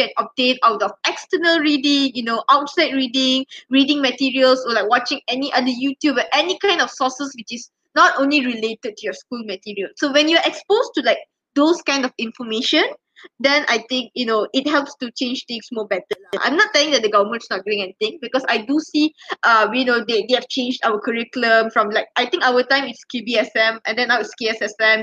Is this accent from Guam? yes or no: no; Malaysia; we as Malaysian students